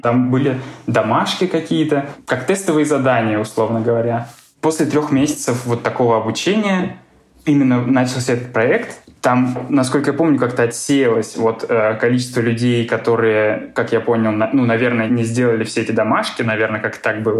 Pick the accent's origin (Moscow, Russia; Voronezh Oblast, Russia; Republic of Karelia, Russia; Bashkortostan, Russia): Voronezh Oblast, Russia; Voronezh; moved away; И еще я из Воронежа. У нас в Воронеже такой